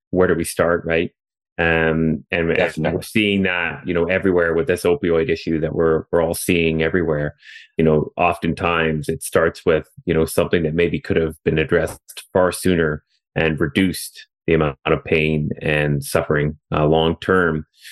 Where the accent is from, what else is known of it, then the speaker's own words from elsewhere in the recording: Canada; accent: Canadian; as you can tell from my accent, I'm still up here in Canada